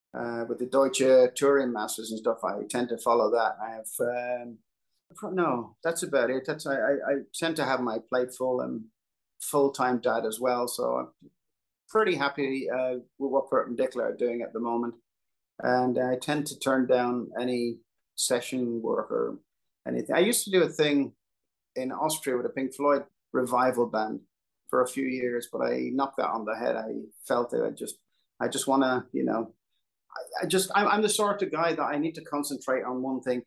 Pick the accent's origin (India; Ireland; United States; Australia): Ireland; Dublin, Leinster; I grew up in Dublin